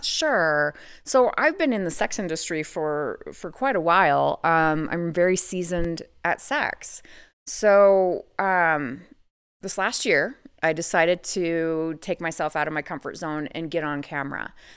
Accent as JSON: {"language": "English", "region": "Idaho", "country": "United States", "tie": "born or raised there", "said": "I actually live in Idaho, So, I'm born and raised in Idaho"}